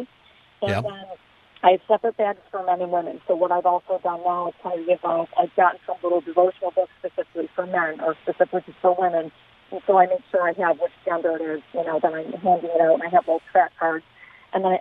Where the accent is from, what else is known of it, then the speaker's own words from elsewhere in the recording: Chicago, Illinois, United States; moved away as an adult; also born or lived in Southern California; now in Vista, United States; I'm from Chicago